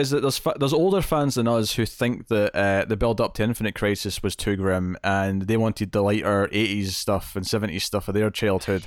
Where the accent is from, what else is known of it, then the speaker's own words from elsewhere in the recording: Scotland, United Kingdom; I'm Scottish